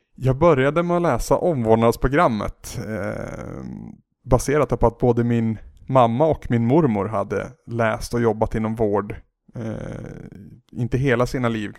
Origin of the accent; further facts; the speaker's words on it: Henninge, Gävleborg County, Sweden; also born or lived in Bollnäs / Holmsveden; i en ännu mindre by som heter Henninge. Så där är jag uppvuxen eh, upp till att jag var 15, skulle fylla 16.